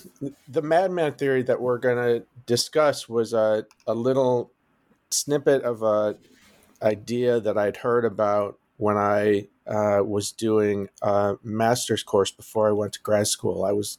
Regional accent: Detroit, Michigan, United States; now in Cambridge, United States; Well, I'm a Midwestern boy. I grew up in Detroit, and I did my undergrad at Yale

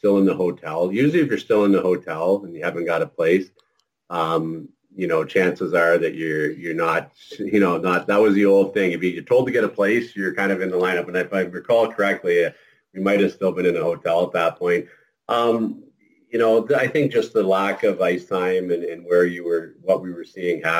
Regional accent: near Cornwall, Ontario, Canada; played for the Cornwall Royals in junior back in my area, close to my hometown

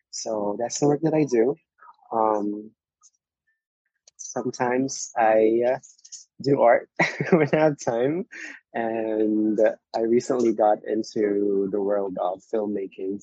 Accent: Philippines; now in Hawaii, United States; I was born in the Philippines

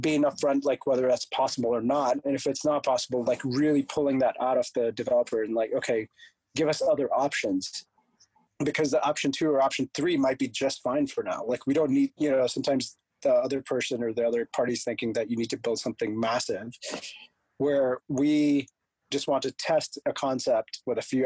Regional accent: India; moved away; So I'm from a born and raised in India. So I was always going back to India

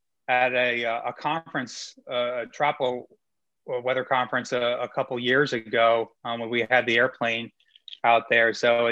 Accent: Lenoir, North Carolina, United States; I mean, I grew up in North Carolina. I moved to Lenoir, as you said, probably when I was in sixth grade or so. I was a Navy brat, so I kind of moved around.

